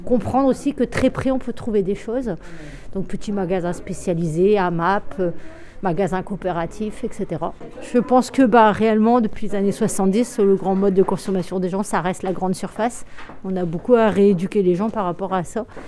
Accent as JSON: {"language": "French", "town": "Brest", "region": "Brittany", "country": "France", "tie": "born or raised there", "said": "Je suis issu de la ville, je suis née à Bellevue"}